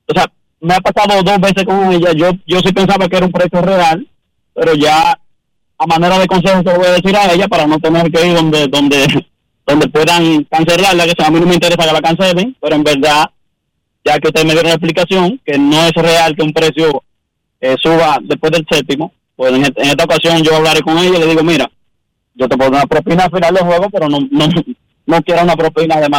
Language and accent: Spanish; Santiago de los Caballeros, Santiago, Dominican Republic; now in Boston, United States; somos de Santiago